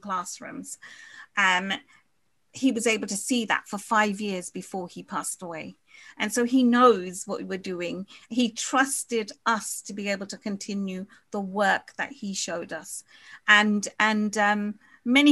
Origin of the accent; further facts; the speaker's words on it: Guyana; now in United Kingdom; we're from Guyana.